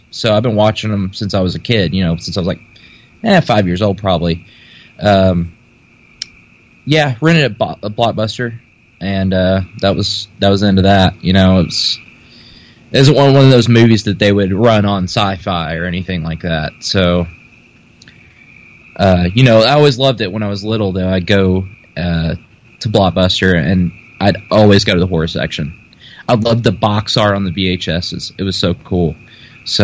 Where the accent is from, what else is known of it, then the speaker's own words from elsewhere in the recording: Paducah, Kentucky, United States; And I'm from Paducah, Kentucky. Little small town.